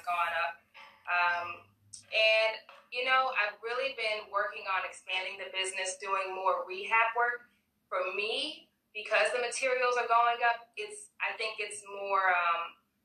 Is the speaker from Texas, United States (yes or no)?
yes; Nacogdoches, Texas, United States; now in Houston, United States; I grew up in Nacogdoches, Texas